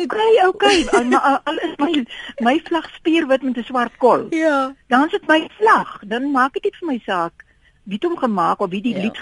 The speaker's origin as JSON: {"language": "Afrikaans", "country": "South Africa", "tie": "born or raised there", "said": "ek is 70 jaar oud en ek is die gelukkigste mens om in Suid-Afrika gebore te wees"}